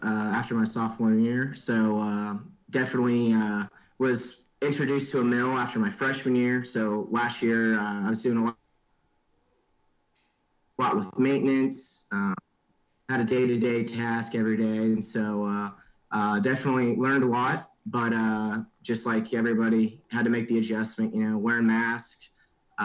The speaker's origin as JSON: {"language": "English", "town": "Andale", "region": "Kansas", "country": "United States", "said": "from Andel, Kansas, a little town outside of Wichita, about 15 minutes"}